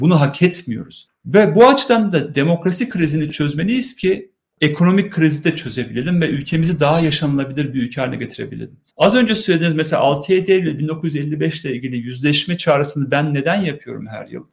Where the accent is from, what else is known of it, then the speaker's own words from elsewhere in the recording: Turkey; Ben Ermeniyim, Hristiyanım, benim kimliğim onurum. Aynı zamanda Türkiye Cumhuriyeti vatandaşıyım.